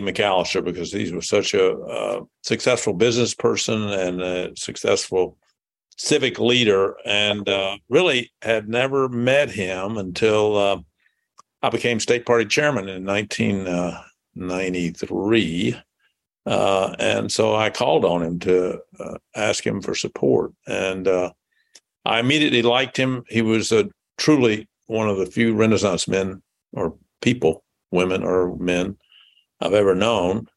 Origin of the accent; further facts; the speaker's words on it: Jackson, Tennessee, United States; moved away as an adult; also born or lived in Memphis, Tennessee / Nashville, Tennessee / Massachusetts; now in Indianapolis, United States; I was born in Jackson, Tennessee, which is uh, about 80 miles northeast of Memphis. So it's a rural community. Was uh, when I grew up, there seemed to be more uh, cotton gins than uh, gas stations. and I went to uh, high school there